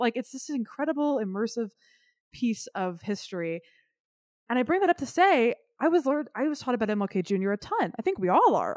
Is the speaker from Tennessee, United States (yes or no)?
yes; Memphis, Tennessee, United States; I grew up close to downtown Memphis